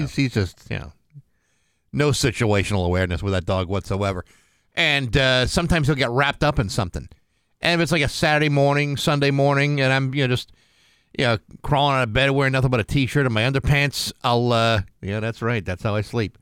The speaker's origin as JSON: {"language": "English", "region": "New England", "country": "United States", "said": "We're all from New England"}